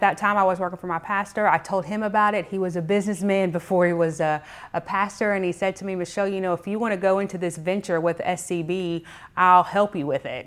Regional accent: McDonough, Georgia, United States; also born or lived in Clayton County, Georgia; I'm actually a Henry County native. I grew up in Clayton County up until I was in sixth grade, and like a lot of people, we migrated from Clayton County to Henry County

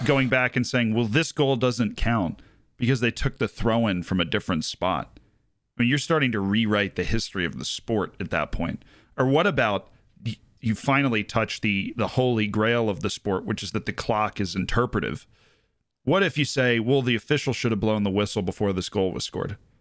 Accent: Tampa, Florida, United States; moved away; I am from Tampa, Florida

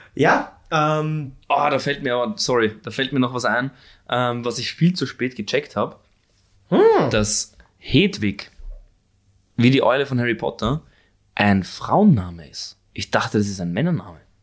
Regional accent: Korneuburg, Lower Austria, Austria; also born or lived in Vienna / Stockerau; ich bin zwar Wiener, geboren in Wien, aber aufgewachsen in Niederösterreich.

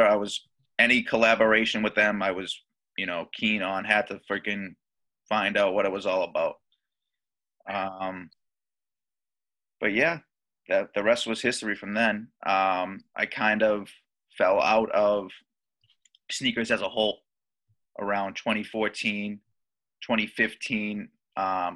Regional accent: Boston, Massachusetts, United States; I'm from the Boston area in Massachusetts.

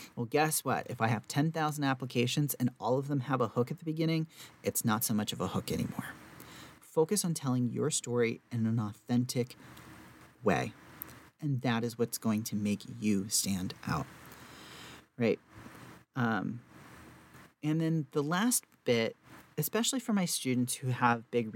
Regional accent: the South, United States; I'm from the South

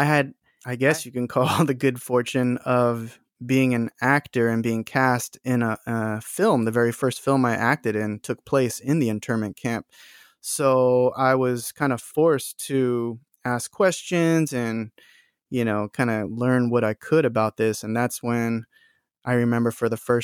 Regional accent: Huntington Beach, California, United States; I grew up in Huntington Beach

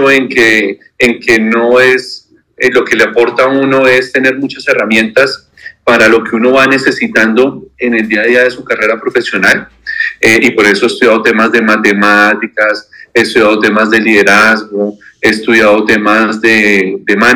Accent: Neiva, Huila, Colombia; now in Bogotá, Colombia; soy de Neiva, aunque he vivido casi toda mi vida aquí en Bogotá.

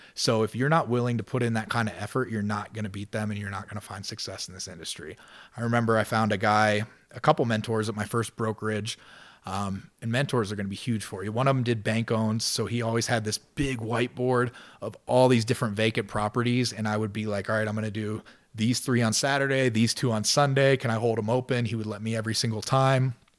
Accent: Ohio, United States; moved away as an adult; also born or lived in Denver, Colorado; now in Colorado Springs, United States; I was a kid from Ohio, was twenty-six years old, just moved to Denver

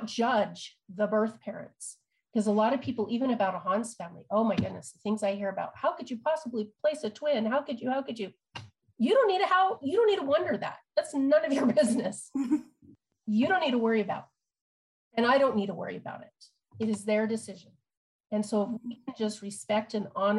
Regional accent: Utah, United States; I'm from Utah

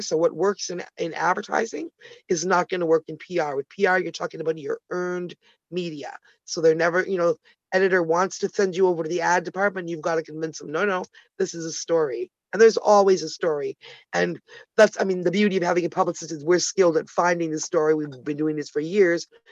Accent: Toronto, Ontario, Canada; also born or lived in Ottawa, Canada; I'm Canadian, originally born in Ottawa, the nation's capital. Toronto girl

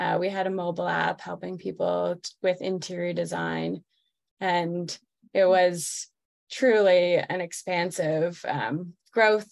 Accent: Toronto, Ontario, Canada; moved away as an adult; also born or lived in New York / San Francisco; now in Colorado, United States; I'm actually from Toronto, Canada, originally, and moved to the United States, oh, like 14 years ago now.

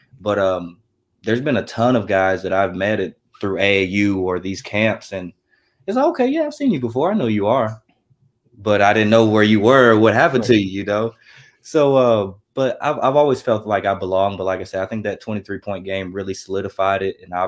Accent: Russellville, Kentucky, United States; I'm from Russellville, Kentucky

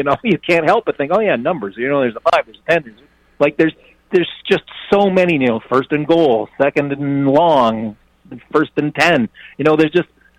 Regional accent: Toronto, Ontario, Canada; I'm actually a Canadian. I grew up in Toronto.

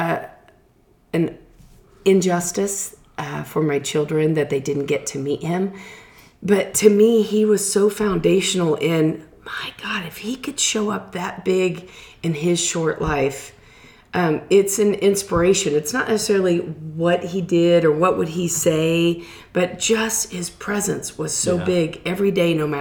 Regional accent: Kansas City, United States; I'm definitely from Kansas City

